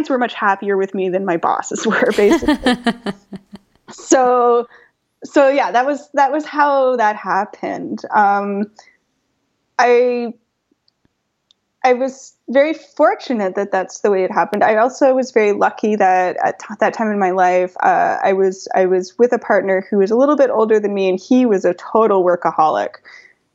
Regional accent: Toronto, Ontario, Canada; also born or lived in London / New York / Paris; my hometown, Toronto

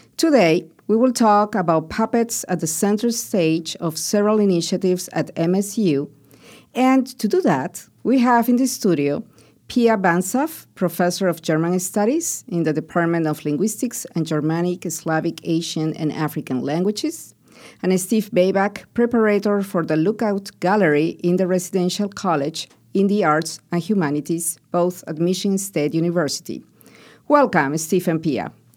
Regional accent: Peru; moved away; where I grew up in Peru

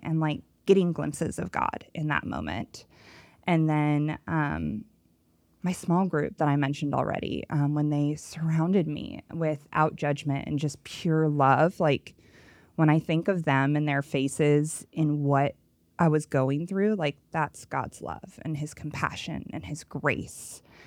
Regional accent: Los Angeles, California, United States; accent: Valley Girl; moved away; born and raised in Los Angeles, and I spent twenty-seven years, so I have a legit Valley Girl accent

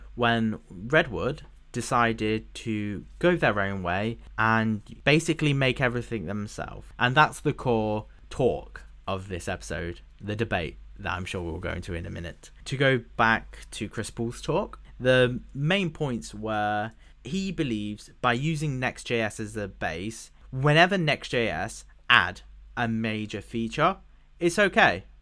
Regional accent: United Kingdom; as a British person

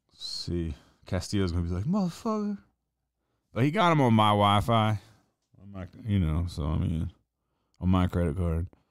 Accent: Reidsville, North Carolina, United States; moved away; also born or lived in Greensboro, North Carolina; I'm from really Reedsville, North Carolina, which is a real small town

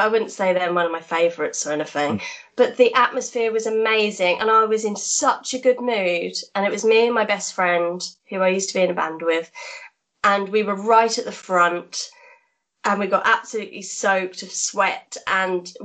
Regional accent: Norwich, East of England, United Kingdom; moved away; also born or lived in Wolverhampton; I was from Norwich at the time, so we went to the UEA

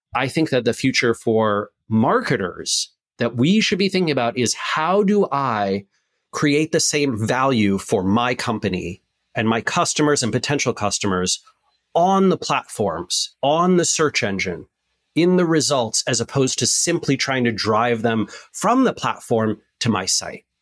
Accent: West Coast, United States; I'm from the West Coast.

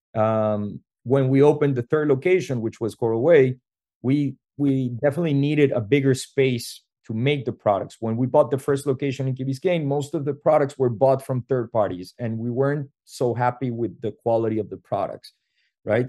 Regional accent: Venezuela; moved away as an adult; we come from Venezuela originally

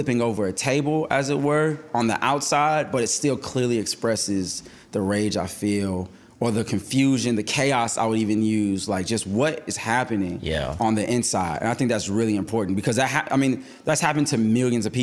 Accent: New York, United States; Growing up in New York

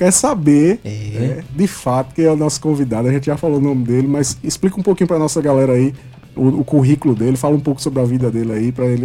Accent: Brazil; Nasci em Mangabeira.

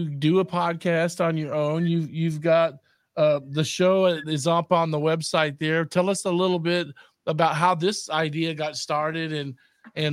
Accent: Austin, Texas, United States; growing up in Austin

